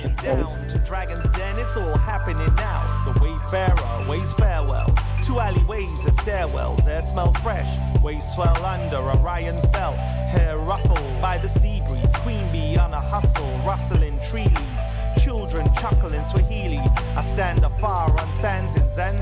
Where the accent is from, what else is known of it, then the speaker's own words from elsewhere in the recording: France; also born or lived in Bordeaux, France; I'm a French Cameroonese, and, but I was born in France, and I'm based in Bordeaux.